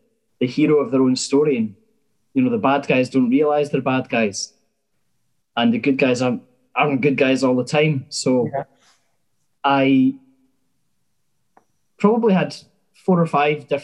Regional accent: Glenrothes, Scotland, United Kingdom; I'm from Glenrothes in Fife

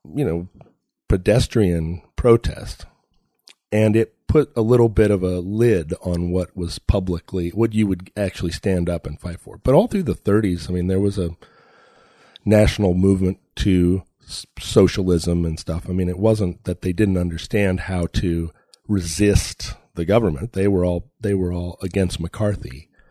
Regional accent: Alaska, United States; I grew up in Alaska

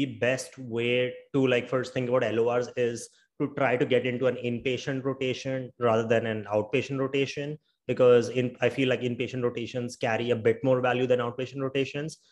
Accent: India; I'm from India

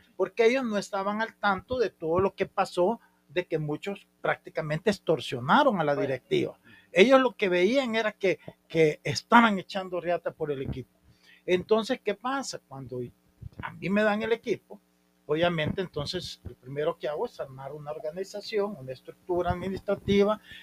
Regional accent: San Miguel, El Salvador; yo este, nací en San Miguel

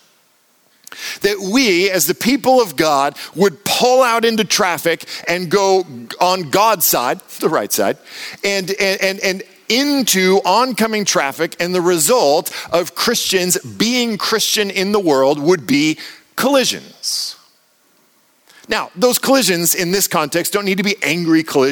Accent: United States; I'm American.

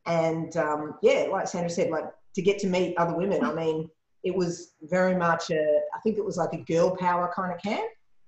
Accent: Toronto, Ontario, Canada; I'm from Toronto.

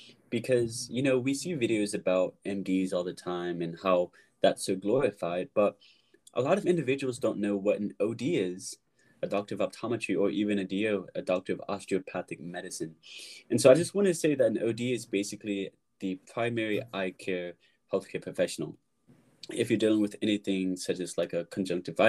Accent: Virginia, United States; now in Charleston, United States; Originally, I'm from Virginia

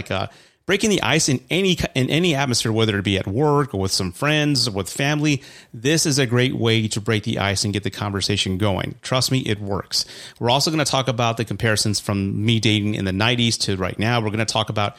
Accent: San Antonio, Texas, United States; I'm from San Antonio

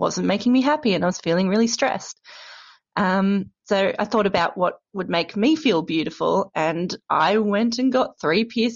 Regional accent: Australia; now in Brighton, United Kingdom; I'm Australian, but now I'm living in Brighton in the UK

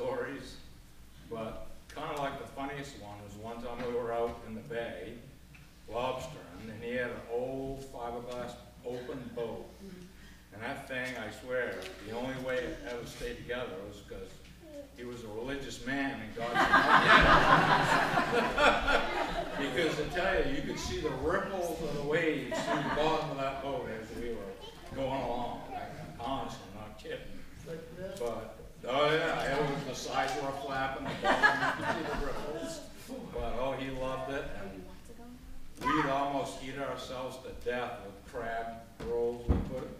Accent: Islesboro, Maine, United States; I grew up on Islesboro

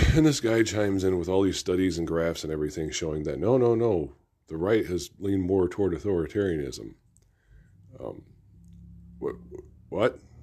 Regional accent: United States; As an American

